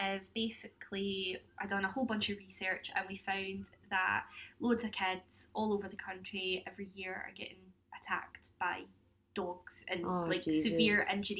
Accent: Paisley, Scotland, United Kingdom; because I'm really big on my hometown

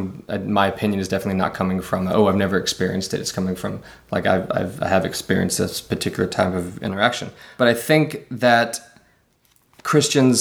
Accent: Memphis, Tennessee, United States; moved away as an adult; now in Los Angeles, United States; I'm from Memphis, Tennessee, originally.

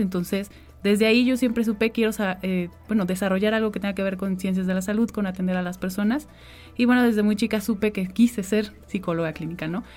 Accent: Xalapa, Veracruz, Mexico; also born or lived in Tamiahua, Veracruz; desde muy pequeña vivo en la ciudad de Jalapa. Yo desde los dos años que estoy acá

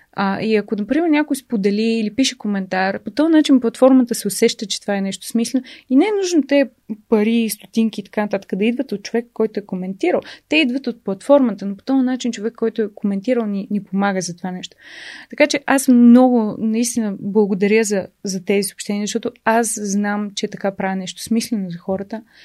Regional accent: Bulgaria; аз съм българка

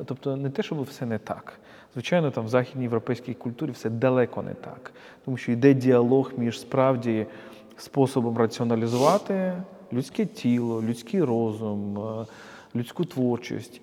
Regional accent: Kyiv, Ukraine; ми, як з тобою, як кияни

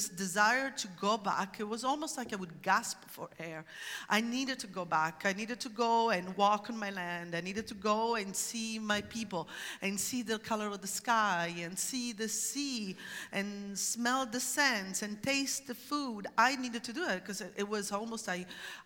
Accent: Syracuse, Sicily, Italy; moved away as an adult; also born or lived in Catania, Italy; now in Oregon, United States; I grew up in Sicily, which is a conservative society

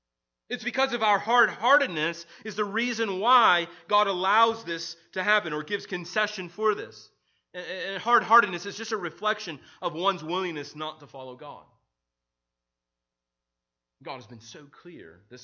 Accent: Midwest, United States; now in Maryland, United States; I remember when I moved from the Midwest to Maryland. One of the things was this aspect of hills. So if you've ever been to the Midwest, we don't have a lot of hills.

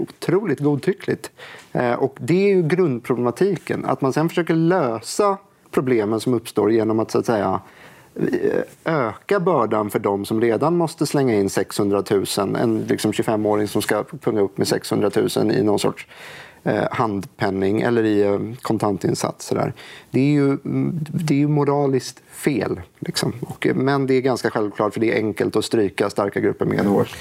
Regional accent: Stockholm, Stockholm County, Sweden; jag är från Stockholm

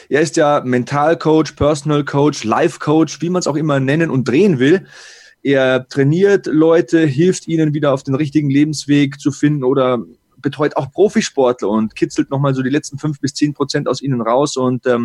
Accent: Bavaria, Germany; accent: Bavarian; Ich habe ja selbst einen bayerischen Akzent

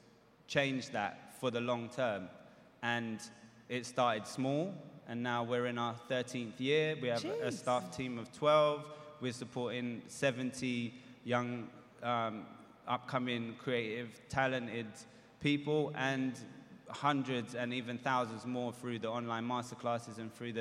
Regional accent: London, United Kingdom; my own experiences as a youngster growing up in London

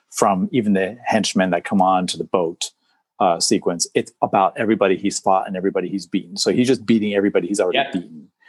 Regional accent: Japan; when I was growing up in {S0} Japan, {S1} and I was watching these films, when I saw Richard, I'm like, I see someone like me.

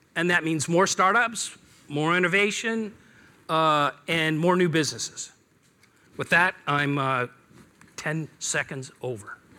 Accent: Seattle, Washington, United States; I'm, I'm from Seattle

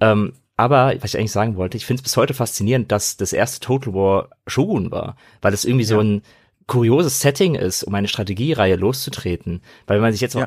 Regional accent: Frankfurt, Hesse, Germany; ich komme ja aus Frankfurt, aus Hessen

